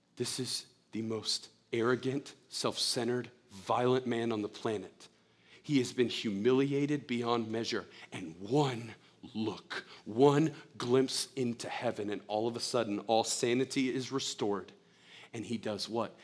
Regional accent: United States; as an American

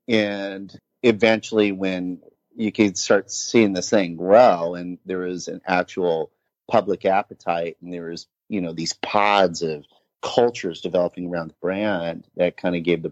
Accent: Laguna Beach, California, United States; accent: surf skate language; moved away; I'm from Laguna Beach originally. So, you know, I definitely have sort of the surf skate language for sure.

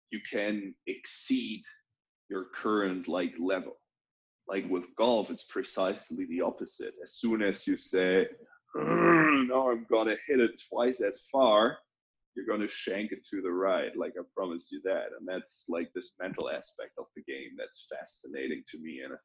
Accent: near Cologne, North Rhine-Westphalia, Germany; moved away; also born or lived in Australia / Chile / China / United States; I grew up in a small town

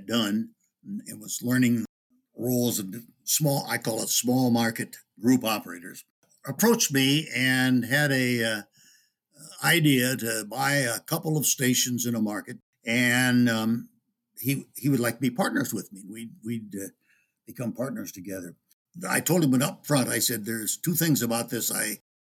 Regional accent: Upper Midwest, United States; it's been mostly in the upper Midwest, and it's my home country

